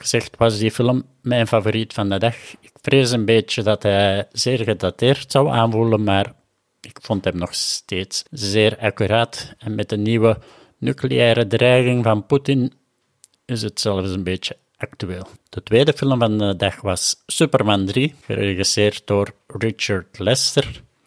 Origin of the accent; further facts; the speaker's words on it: Herentals, Flanders, Belgium; accent: Kempen; also born or lived in Machala, Ecuador; ben ik nu in Herentals in de Kempen, zoals je ongetwijfeld al wel aan mijn accent gehoord had.